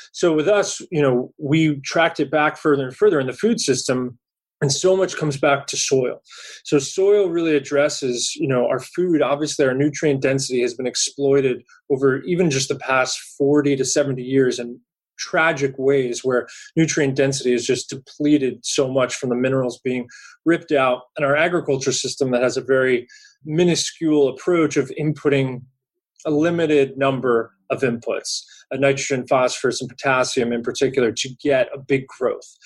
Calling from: California, United States; I'm calling from California today

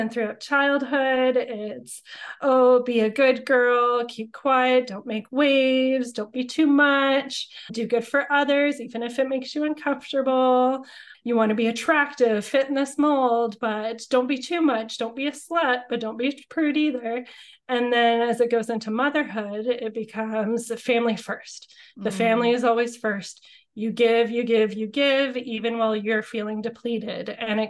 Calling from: Sooke, British Columbia, Canada; I am calling in from Sooke, BC, so just outside of Victoria and Langford. I love my small town living and just things being a little bit slower, a little bit closer to nature, a little bit more free living with our backyard fires and things like that.

